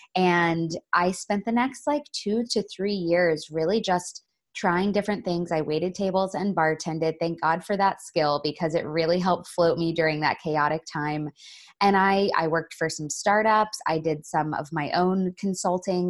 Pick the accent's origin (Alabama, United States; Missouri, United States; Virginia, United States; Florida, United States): Florida, United States; I grew up in Florida